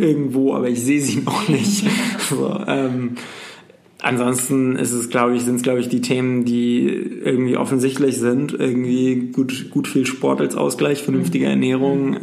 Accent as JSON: {"language": "German", "area": "North Sea", "region": "North Sea coast", "country": "Germany", "tie": "born or raised there", "said": "ich bin an der Nordsee groß geworden"}